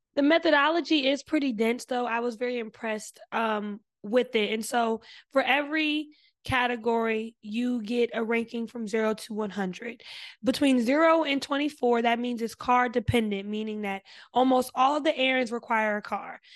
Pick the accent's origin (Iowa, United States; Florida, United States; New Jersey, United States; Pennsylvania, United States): New Jersey, United States; I'm from Jersey